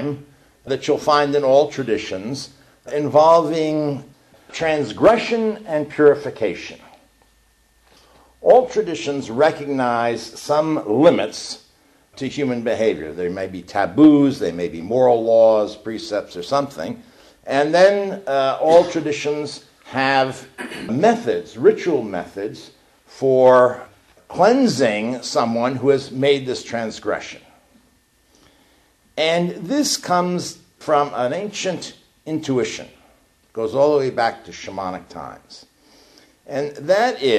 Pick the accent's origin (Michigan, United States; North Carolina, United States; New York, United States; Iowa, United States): New York, United States; now in Eugene, United States; I'm from New York.